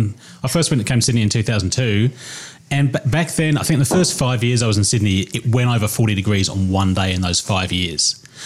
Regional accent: England, United Kingdom; now in Australia; when I go to the UK, everyone thinks I'm Australian, but Aussies generally can tell that I'm a POM.

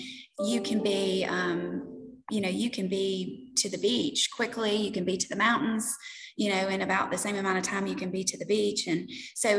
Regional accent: Tennessee, United States; moved away as an adult; now in South Carolina, United States; Both Stephen and I are from Tennessee. My family is outside of Memphis in Cairoville

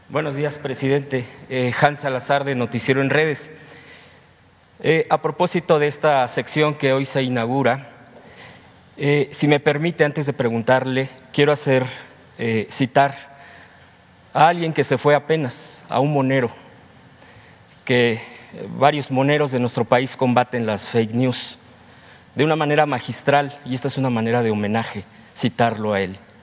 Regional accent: Mexico City, Mexico; soy de Tláhuac

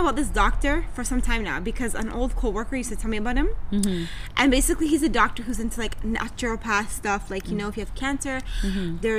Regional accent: Toronto, Ontario, Canada; accent: Toronto; A lot of people in Toronto come from the Caribbean, mm-hmm. right? So part of our accent or the way we talk mm-hmm. is based off that culture, that slang

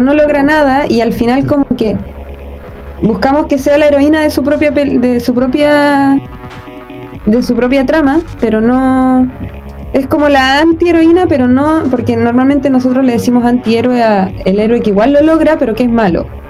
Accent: Chile; somos personas chilenas

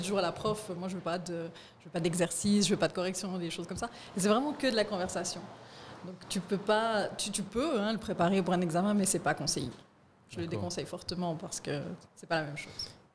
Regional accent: Fribourg, Switzerland; je suis née à Fribourg

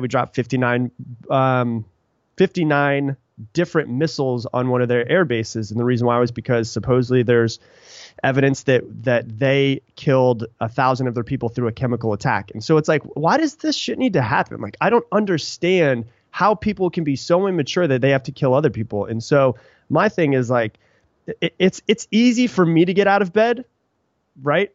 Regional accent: Sarasota, Florida, United States; also born or lived in Anna Maria Island, Florida; now in Austin, United States; I live in Austin, Texas now, but I grew up in Florida a little place called Anna Maria Island, um, and also in Sarasota

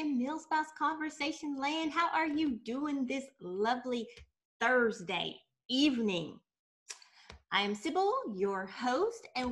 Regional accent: Tennessee, United States; moved away; I'm from Tennessee.

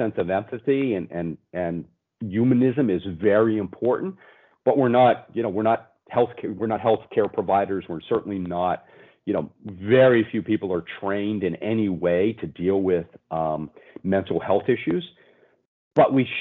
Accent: Pennsylvania, United States; I'm some kid from Pennsylvania in the US

